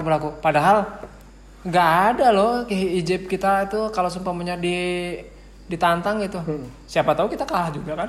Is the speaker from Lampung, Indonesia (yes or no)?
no; Cibingbin, West Java, Indonesia; Saya sebagai putra Cibingbing